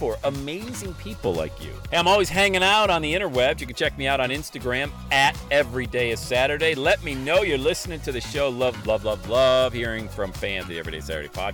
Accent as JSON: {"language": "English", "town": "Bradford", "region": "Pennsylvania", "country": "United States", "tie": "born or raised there", "said": "in my hometown of Bradford, PA"}